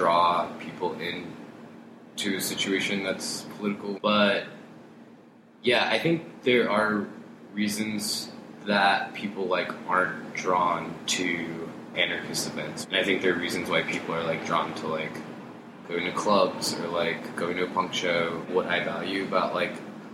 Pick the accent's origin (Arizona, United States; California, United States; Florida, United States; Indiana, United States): California, United States; Riverside; I grew up in Southern California, grew up in like the late 90s during the era of …